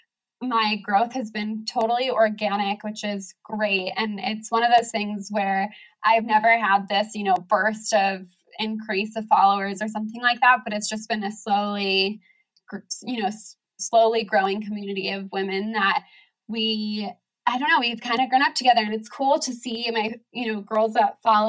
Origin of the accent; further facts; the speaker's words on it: San Diego, California, United States; moved away as an adult; now in Oregon, United States; I grew up in San Diego and I lived there all through college.